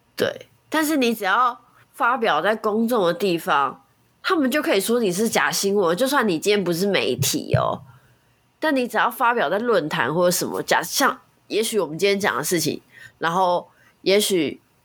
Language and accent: Chinese; Kaohsiung, Taiwan; 我们高雄人